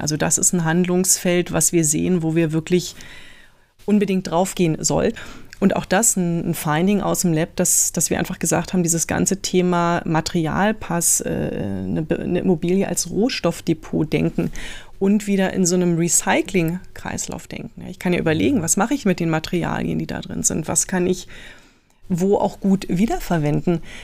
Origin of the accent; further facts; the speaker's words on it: Berlin, Germany; now in Munich, Germany; geboren bin ich, wie, wie du schon gesagt hast, im, im Süden von, von Berlin